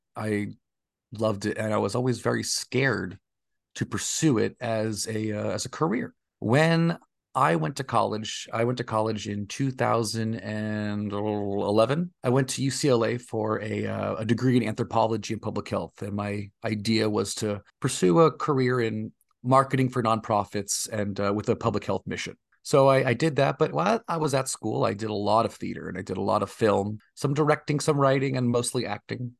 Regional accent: Oakdale, California, United States; also born or lived in New Jersey / Texas; now in Los Angeles, United States; I mostly grew up in a small town in the Central Valley of California called Oakdale, California

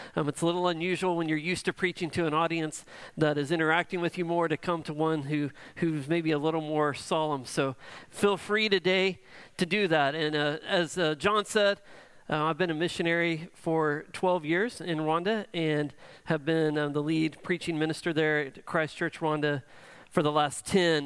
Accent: Edmond, Oklahoma, United States; I grew up in Edmond

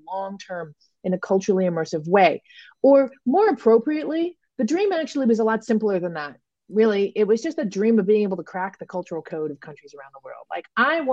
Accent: Toronto, Ontario, Canada; moved away as an adult; I do now have a home base again in my hometown of Toronto

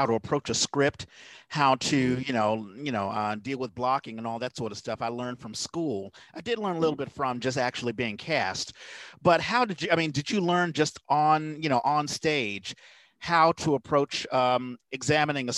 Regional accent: Washington, District of Columbia, United States; moved away; I grew up in the Petworth section. That's Northwest D.C.

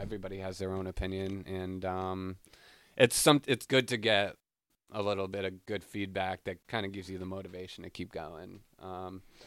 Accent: Smithfield, Rhode Island, United States; moved away as an adult; now in Boston, United States; I'm from Smithfield, Rhode Island

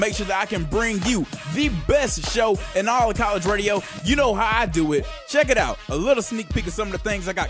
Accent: Atlanta, Georgia, United States; the ATL, my hometown

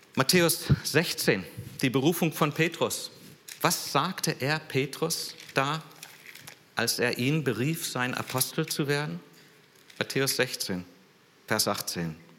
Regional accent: San Jose, California, United States; moved away; ich bin in San Jose aufgewachsen, also in Silicon Valley

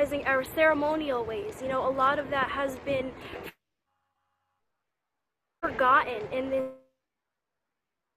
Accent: Shinnecock Nation, Long Island, New York, United States; I'm from the Shinnecock Nation

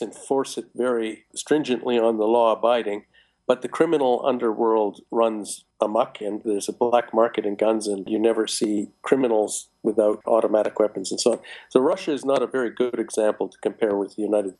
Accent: Canada; I'm personally Canadian

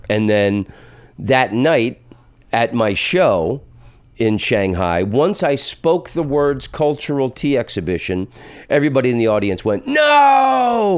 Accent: the South, United States; I'm from the South

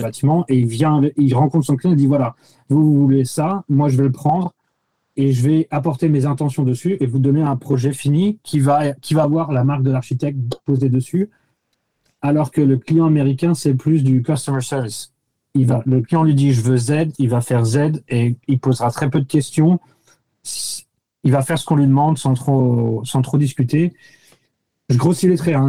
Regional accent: France; accent: French; moved away as an adult; also born or lived in Paris; now in New York, United States; j'étais archi français

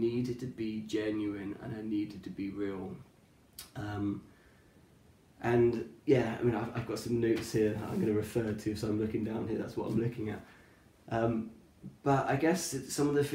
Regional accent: Cornwall, South West England, United Kingdom; I grew up in Cornwall.

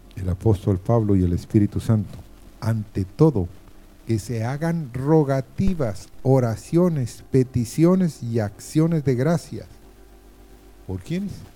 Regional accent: Guatemala; moved away; soy guatemalteco, pero no vivo en este país. Vivo en otro país

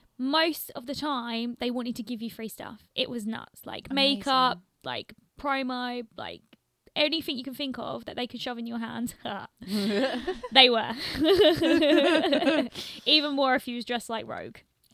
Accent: London, United Kingdom; no, I'm from the UK, like, I'm from London.

